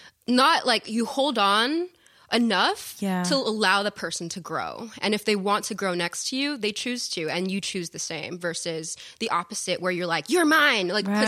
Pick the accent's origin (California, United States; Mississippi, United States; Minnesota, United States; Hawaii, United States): California, United States; I was born on Treasure Island, or close to Treasure Island in Oakland. But my family lived there, and then I moved up and down the coast of Southern California.